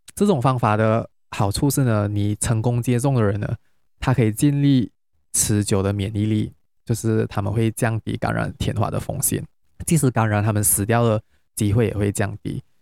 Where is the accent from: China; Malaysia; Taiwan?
Malaysia; Penang; now in Kuala Lumpur, Malaysia; 我是从新加坡回来，但是我是马来西亚人，因为最近有放假，所以我会回， 我是，但是我是槟城人啊